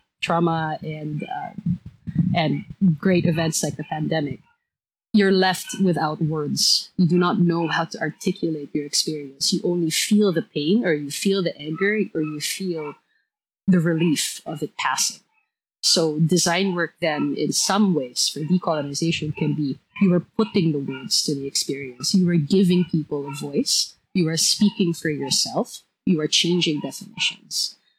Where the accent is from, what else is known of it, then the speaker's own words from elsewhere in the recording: Taal, Batangas, Philippines; I come from Taal, Batangas. That's a province in Luzon.